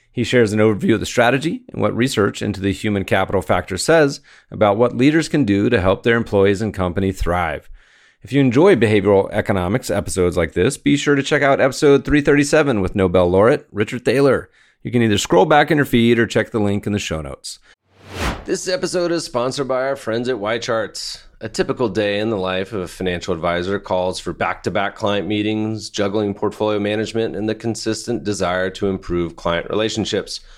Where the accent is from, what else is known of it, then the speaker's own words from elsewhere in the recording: Israel; moved away as an adult; now in United States; I grew up in Israel